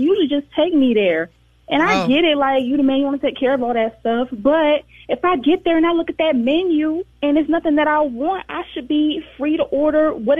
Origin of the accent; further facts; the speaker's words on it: Atlanta, Georgia, United States; I'm from Atlanta.